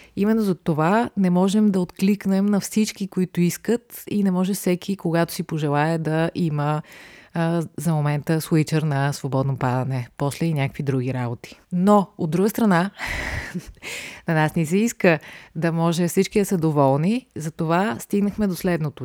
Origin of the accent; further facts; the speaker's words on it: Bulgaria; има една лека съпротива в мен да се определям като българин